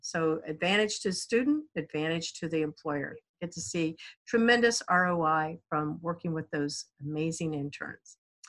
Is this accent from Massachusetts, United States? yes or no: no; Kansas, United States; now in Florida, United States; I was born in Kansas.